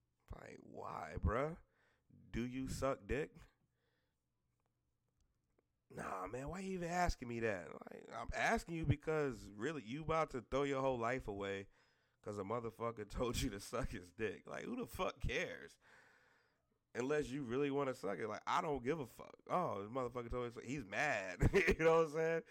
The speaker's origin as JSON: {"language": "English", "region": "the South", "country": "United States", "said": "I'm from the South"}